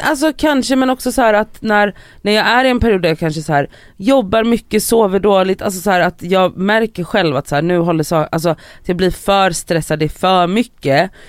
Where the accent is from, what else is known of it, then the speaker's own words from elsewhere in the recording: Gothenburg, Västra Götaland, Sweden; jag är då uppvuxen i Biskopsgården i Göteborg